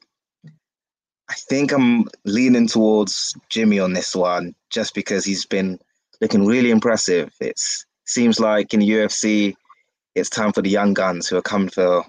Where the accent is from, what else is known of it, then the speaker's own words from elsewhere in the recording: London, United Kingdom; The UK, London. Yeah.